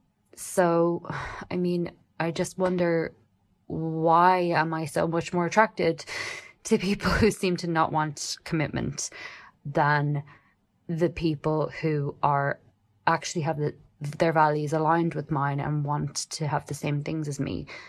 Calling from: Ireland; Hi, Damona. I am a listener from Ireland.

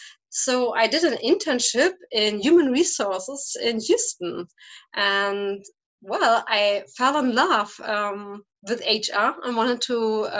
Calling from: St. Ingbert, Saarland, Germany; I am calling from St. Ingbert. That is a smaller town in the state of Saarland from Germany.

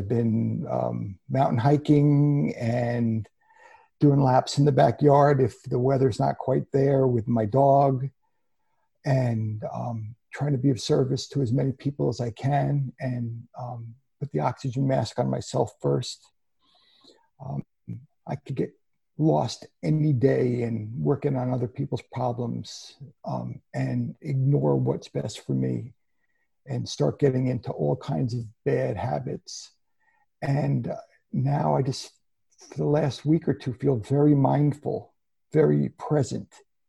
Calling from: Woodbury, Connecticut, United States; I'm calling in from Woodbury, Connecticut in the Litchfield Hills.

